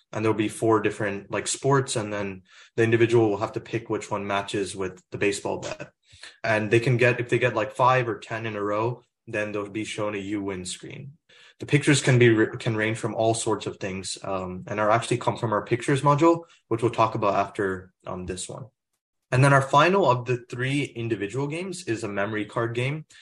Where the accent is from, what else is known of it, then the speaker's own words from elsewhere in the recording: Plano, Texas, United States; moved away; I'm originally from Plano, Texas, which is in the Dallas area